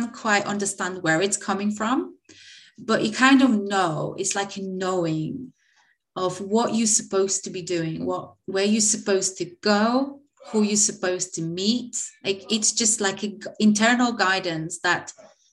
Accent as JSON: {"language": "English", "country": "Poland", "moved": "as an adult", "lives_now": "United Kingdom", "said": "I'm located in the UK. But I'm originally come from Poland, but been living in the UK for quite some time, over 10 years now."}